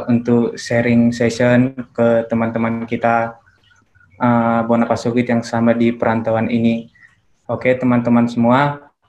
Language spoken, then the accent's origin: Indonesian; Balige, North Sumatra, Indonesia; Saya besar dan lahir dan besar di Bali G, SD sampai SMA saya tamatkan dari G juga, saya dari SMA Negeri 2 Bali G